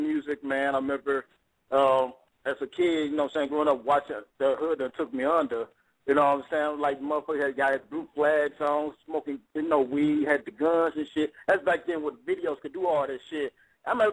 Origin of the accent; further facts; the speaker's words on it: St. Louis, Missouri, United States; I'm from St. Louis